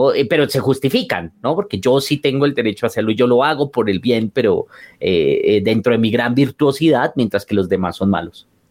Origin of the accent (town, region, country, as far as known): Colombia